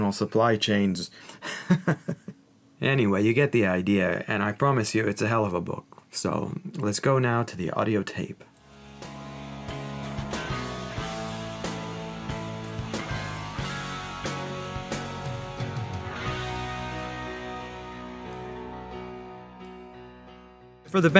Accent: United States; now in London, United Kingdom; We're both American

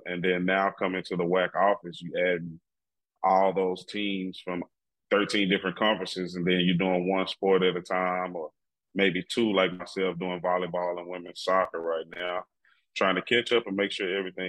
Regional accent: Dallas, Texas, United States; moved away as an adult; also born or lived in Mississippi / Louisiana; Well, I'm originally from Dallas, Texas. Went to Lancaster High School, and I went to college at Texas Southern University

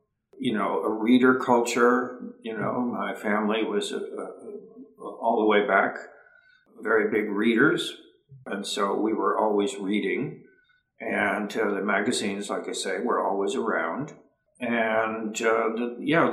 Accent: Ohio, United States; growing up in Ohio and having lots of access to endless woods and streams and fishing

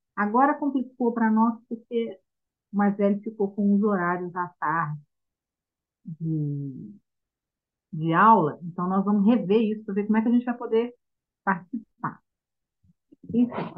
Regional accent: Minas Gerais, Brazil; nós somos de Minas

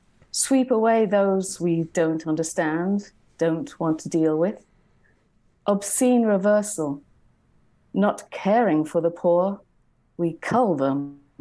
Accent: England, United Kingdom; moved away as an adult; now in Philippines; So the context is in the Philippines, obviously my husband and I, he's Dutch, I'm English, we're foreigners here.

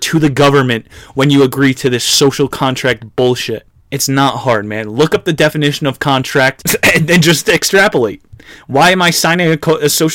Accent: New Jersey, United States; I was a New Jerseyite for 18 years of my life

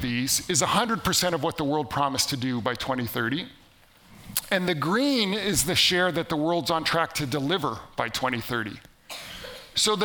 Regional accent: Canada; am from Canada

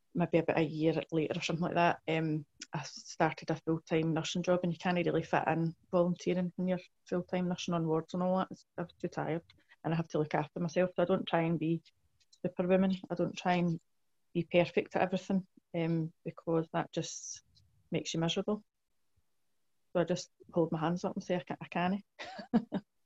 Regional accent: Blantyre, Scotland, United Kingdom; in South Lanarkshire

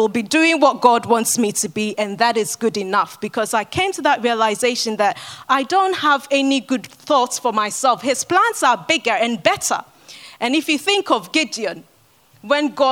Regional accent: Ghana; moved away; I grew up in Ghana

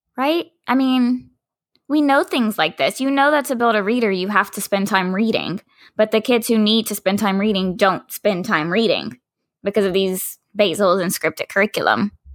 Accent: Dallas, Texas, United States; I'm from Dallas, from Oak Cliff

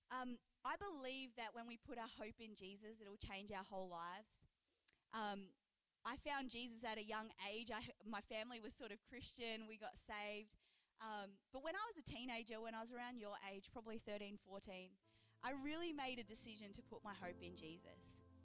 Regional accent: Geelong, Victoria, Australia; I grew up in Geelong, Victoria

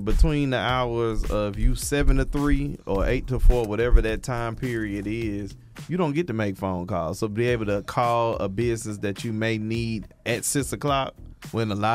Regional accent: the South, United States; We are black and from the South

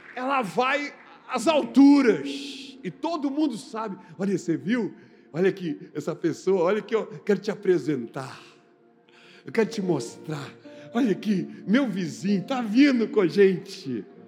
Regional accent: Recife, Pernambuco, Brazil; now in Brasília, Brazil; Eu sou de Recife

